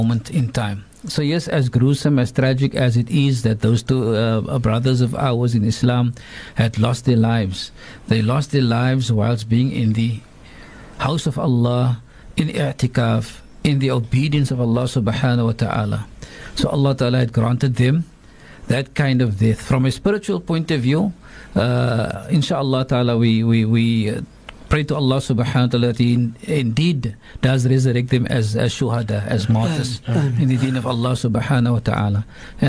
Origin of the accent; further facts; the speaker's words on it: South Africa; as a South African